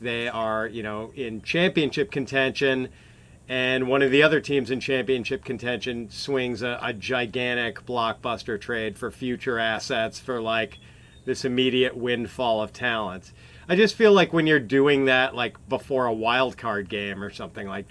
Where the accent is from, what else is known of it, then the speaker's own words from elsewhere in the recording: Wisconsin, United States; I'm a Wisconsin boy